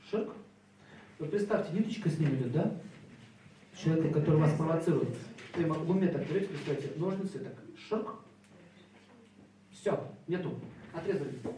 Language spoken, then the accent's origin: Russian; Saint Petersburg, Russia; born there; родился в 1971 году, город Санкт-Петербург, и квартира номер 5.